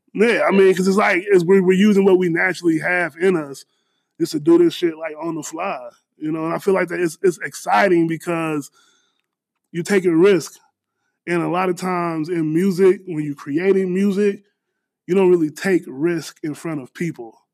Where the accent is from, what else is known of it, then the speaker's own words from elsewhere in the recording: Danville, Illinois, United States; moved away as an adult; also born or lived in Chicago, Illinois; now in Houston, United States; born born and raised in Danville, moved to Chicago